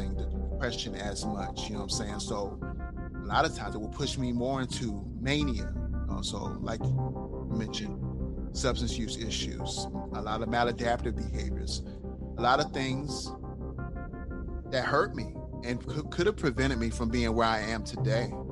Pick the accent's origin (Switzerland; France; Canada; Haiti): Haiti; now in United States; I'm not even typically your typical American. I come from Haiti.